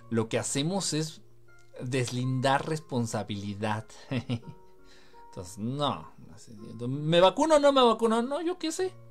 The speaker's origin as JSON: {"language": "Spanish", "region": "Sonora", "country": "Mexico", "said": "Oye, yo soy de Sonora, al ladito de Hermosillo. Hoy llegamos a 49 grados."}